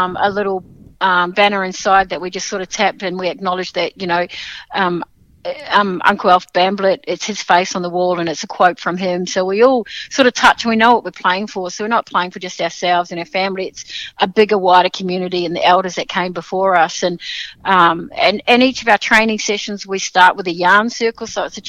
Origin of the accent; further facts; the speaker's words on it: Sydney, New South Wales, Australia; now in Melbourne, Australia; I was still in Melbourne to do it, because I'm actually from Sydney